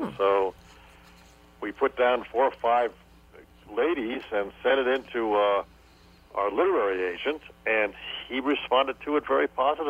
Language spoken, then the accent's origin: English; Los Angeles, California, United States; also born or lived in Michigan; My father moved from there to California, and then I grew up in California, Los Angeles.